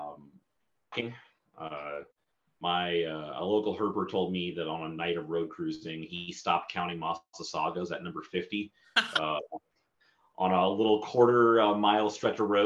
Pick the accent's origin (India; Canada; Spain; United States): United States; Columbus, Ohio; moved away as an adult; now in Wichita, United States; I was born and raised in Columbus, Ohio. Okay, and then I moved out to Wichita 5 years ago for a job